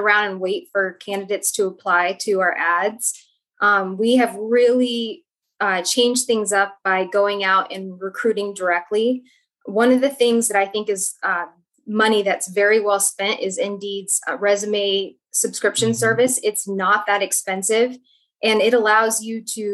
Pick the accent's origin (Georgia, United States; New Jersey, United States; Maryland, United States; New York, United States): Georgia, United States; Atlanta; moved away as an adult; also born or lived in Pacific Northwest; now in Portland, United States; I'm originally from Atlanta, Georgia